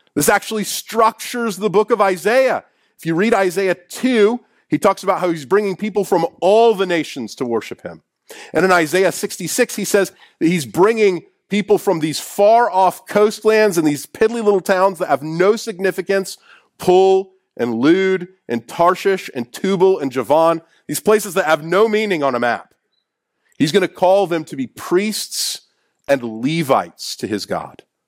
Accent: Kansas City, United States; I'm from Kansas City

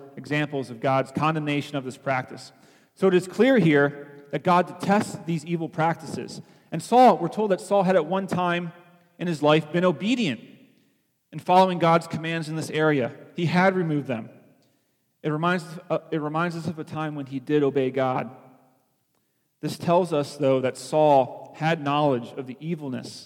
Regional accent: Philippines; now in United States; growing up in the Philippines

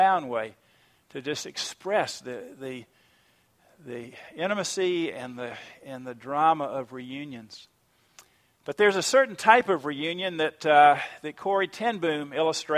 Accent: Savannah, Georgia, United States; I grew up in Savannah, Georgia, at First Presbyterian Church

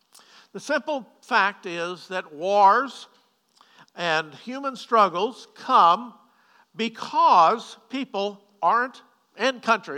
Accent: Waterloo, Illinois, United States; I was born and raised in Waterloo, Illinois, not very far from here

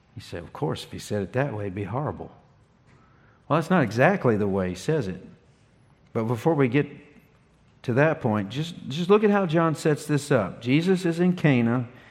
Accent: Ringgold, Virginia, United States; moved away as an adult; now in North Carolina, United States; I was born here in North Carolina. I grew up in Virginia for 30 years

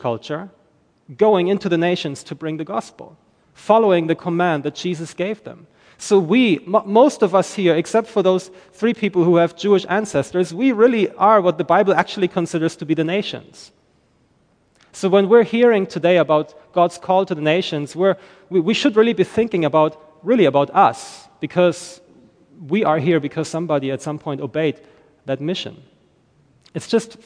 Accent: Germany; English is a second language; moved away as an adult; now in Northern Ireland, United Kingdom; I am originally from Germany. I'm not from Ireland. I live in Ireland, but I am from Germany. And that's why I don't sound Irish when I speak English

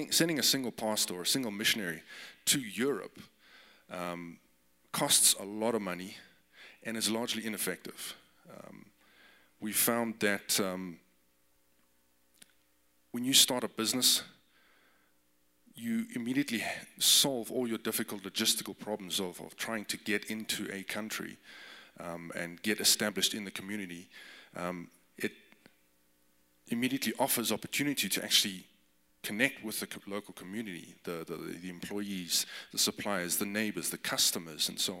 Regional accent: Johannesburg, Gauteng, South Africa; moved away as an adult; also born or lived in Cape Town; now in Germany; I am South African born and raised. I grew up in Johannesburg, but born in Cape Town.

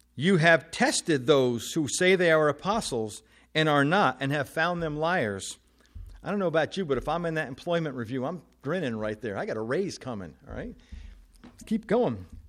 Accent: New Jersey, United States; moved away; I am originally from New Jersey

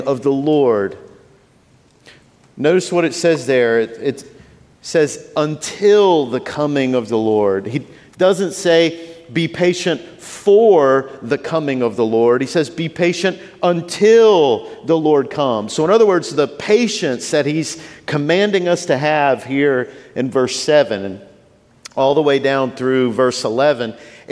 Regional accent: Shreveport, Louisiana, United States; moved away as an adult; now in New Orleans, United States; I grew up in Shreveport

